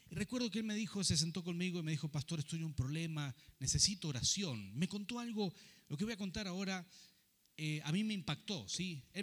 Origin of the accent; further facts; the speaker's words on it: Rafaela, Santa Fe, Argentina; also born or lived in Buenos Aires; now in Mendoza, Argentina; Yo he vivido muchas pruebas cuando llegué a vivir a Buenos Aires y salí de Rafaela para ir a, vivir allí y comencé un pastorado a los 24 años